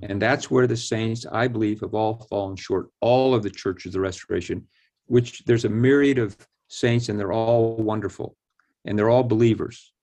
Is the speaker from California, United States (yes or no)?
yes; Sunnyvale, California, United States; now in Independence, United States; I grew up in Sunnyvale, California